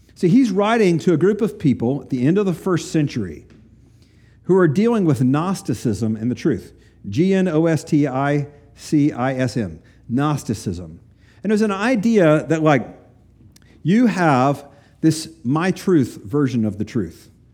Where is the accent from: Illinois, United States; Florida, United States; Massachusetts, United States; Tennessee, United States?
Tennessee, United States; East; moved away; the little county I grew up in in East Tennessee